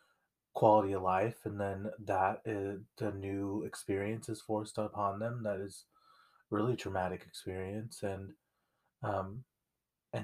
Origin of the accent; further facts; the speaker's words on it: United States; being Mexican-American, Chicano